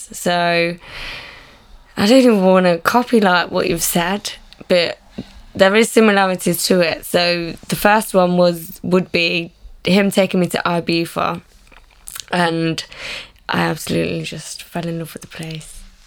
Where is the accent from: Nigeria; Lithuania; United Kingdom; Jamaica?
United Kingdom; Leicester, East Midlands; also born or lived in Somerset; I'm from Leicester